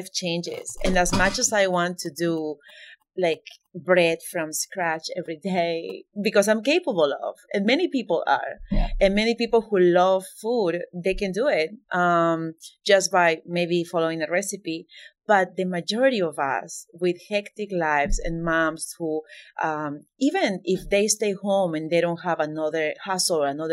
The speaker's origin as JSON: {"language": "English", "country": "Peru", "tie": "born or raised there", "moved": "as an adult", "lives_now": "Middletown, United States", "said": "I am Peruvian, born and raised, and now I live in Monmouth County."}